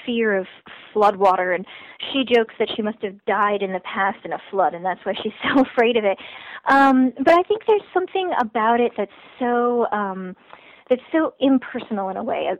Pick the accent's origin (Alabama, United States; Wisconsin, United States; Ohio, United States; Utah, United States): Ohio, United States; Shaker Heights; Shaker Heights, my hometown